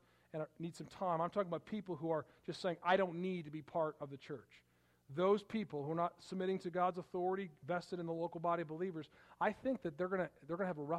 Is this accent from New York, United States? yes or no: no; Palatine, Illinois, United States; Growing up, we lived in Palatine, Illinois